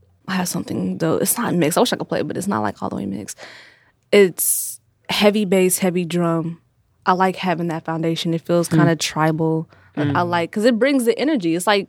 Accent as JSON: {"language": "English", "town": "Dayton", "region": "Ohio", "country": "United States", "tie": "born or raised there", "also_born_or_lived": "Milwaukee, Wisconsin", "said": "I'm from Milwaukee, Wisconsin. I moved to mm. Dayton, Ohio in first grade, mm. but I claimed Dayton because I was raised there."}